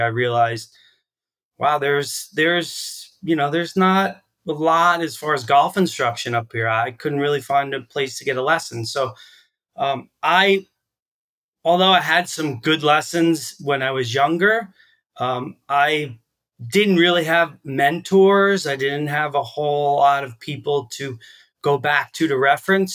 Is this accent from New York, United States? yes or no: yes; Long Island, New York, United States; moved away as an adult; also born or lived in Texas; now in Vermont, United States; I grew up in Texas. I grew up on Long Island